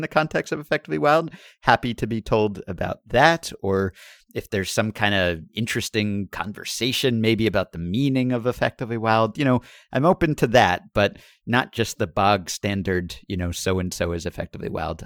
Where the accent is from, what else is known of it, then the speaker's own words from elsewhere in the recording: New York, United States; growing up in New York, I wasn't exposed to a ton of wildlife, at least while I was in Manhattan